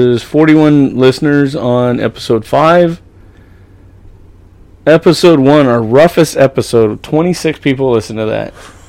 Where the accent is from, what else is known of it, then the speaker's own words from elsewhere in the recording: California, United States; accent: Okie; I was born and raised in California. My Oki's just, like, oozing its way out once in a while.